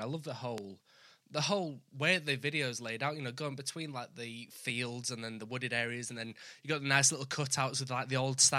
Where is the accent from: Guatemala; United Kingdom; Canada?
United Kingdom; the north of England; accent: northern